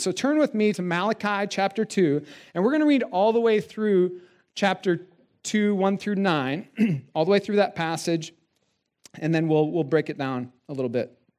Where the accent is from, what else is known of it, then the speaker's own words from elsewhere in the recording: South Dakota, United States; Steph and I grew up in South Dakota